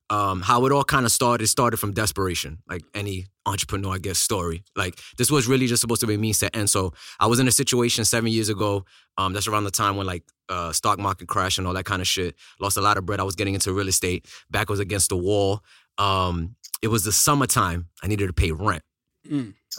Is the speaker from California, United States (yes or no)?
no; Brooklyn, New York, United States; So I'm Dominican, but I was born in New York. So I'm like Americanized Dominican now. But I was out. So I'm like a New York mutt. So I spent the first 10 years in Brooklyn, East New York.